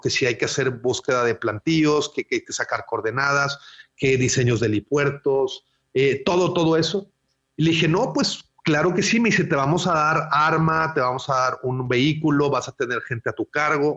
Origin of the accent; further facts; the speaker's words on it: Monterrey, Nuevo León, Mexico; yo nací en, Monterrey eh, en, los, en el año 1980, eh, aquí, aquí mismo en Monterrey, y tengo toda mi infancia, eh, pues aquí